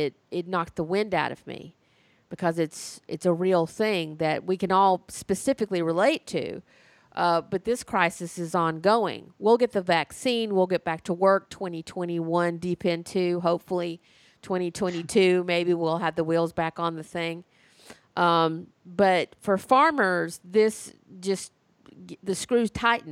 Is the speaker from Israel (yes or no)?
no; Alabama, United States; my home state of Alabama